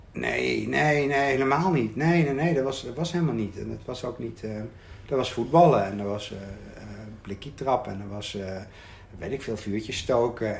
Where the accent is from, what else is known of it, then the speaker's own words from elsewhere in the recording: Arnhem, Gelderland, Netherlands; ik woonde in Arnhem. Ehm, ehm, ik ben geboren in Arnhem-Zuid in een flat. En daar heb ik tot mijn, weet ik veel, vierde, vijfde gewoond. Toen zijn we verhuisd naar een andere wijk